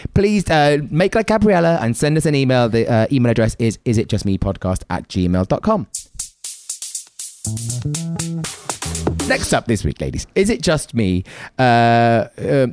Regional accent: United Kingdom; being British

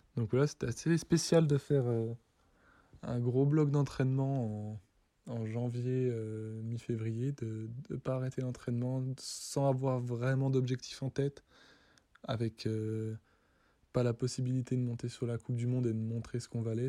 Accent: Les Fourgs, Doubs, Bourgogne-Franche-Comté, France; je viens des Fours, un petit village dans le Doubs

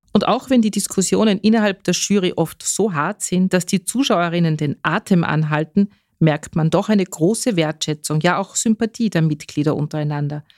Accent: Carinthia, Austria; bei uns in Kärnten

